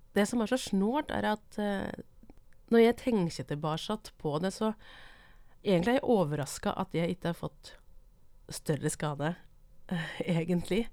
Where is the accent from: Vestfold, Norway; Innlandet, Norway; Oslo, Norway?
Innlandet, Norway; Brumunddal; moved away as an adult; Jeg kommer fra Brumunddalen